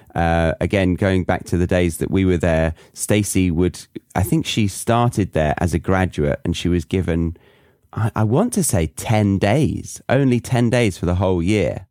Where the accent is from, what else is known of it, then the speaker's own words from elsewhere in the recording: United Kingdom; moved away as an adult; also born or lived in Ohio, United States / Bavaria, Germany; being British in America or in Ohio particularly, everyone was just like, "Oh my God, your accent. Wow."